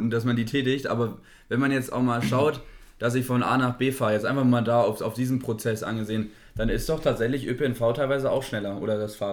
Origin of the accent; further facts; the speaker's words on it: Berlin, Germany; ist da auch als Berliner, ne?